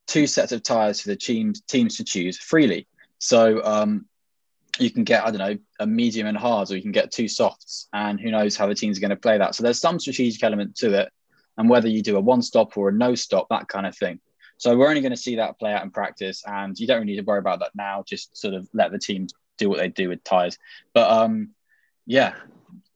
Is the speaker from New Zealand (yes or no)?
no; England, United Kingdom; accent: received pronunciation; my received pronunciation accent